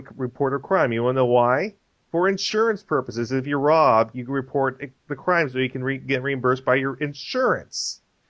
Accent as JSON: {"language": "English", "town": "Chicago", "region": "Illinois", "country": "United States", "said": "as a Chicagoan, I can understand how you're just thinking, oh, this is like any other city."}